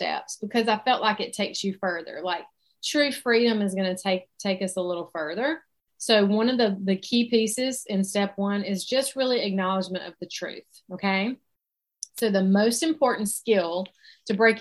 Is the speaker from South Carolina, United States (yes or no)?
yes; South Carolina, United States; accent: Southern; I live in South Carolina. So that is where my Southern accent comes from. And I've lived here my whole life